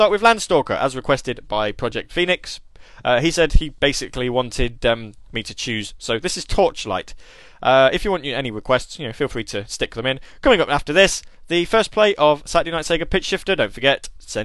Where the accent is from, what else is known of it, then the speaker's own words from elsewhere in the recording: United Kingdom; Because I'm British. You see, I don't really pronounce my THs awfully well